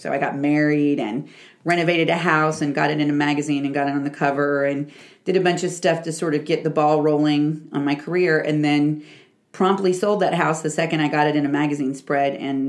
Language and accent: English; Huntsville, Alabama, United States; moved away as an adult; also born or lived in San Francisco, California; now in Cincinnati, United States; My hometown, I would consider Huntsville, Alabama. I was there 19 years.